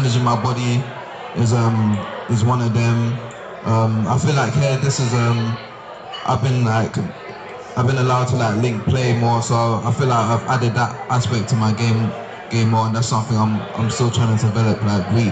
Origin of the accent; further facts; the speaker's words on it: England, United Kingdom; moved away as an adult; now in Statesboro, United States; growing up in England, like everywhere is like fairly close